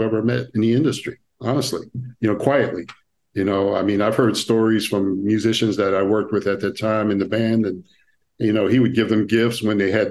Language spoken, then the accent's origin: English; New York City, New York, United States; I grew up in an area called Jamaica, Queens, New York.